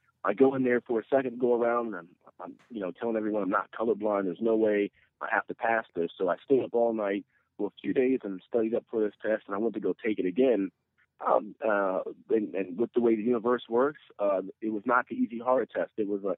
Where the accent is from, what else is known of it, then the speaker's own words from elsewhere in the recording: Maryland, United States; also born or lived in Augsburg, Germany; I was born overseas in Augsburg, Germany, and moved to the States, hopped around for a little bit before settling down in Maryland.